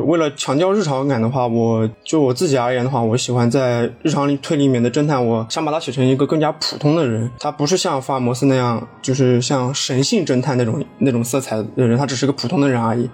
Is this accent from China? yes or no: yes; China; 因为我是中国人，我在中国念书